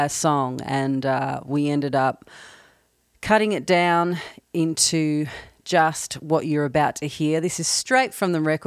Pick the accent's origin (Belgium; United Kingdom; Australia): Australia; now in Nashville, United States; I'm based in Nashville, although I'm from Australia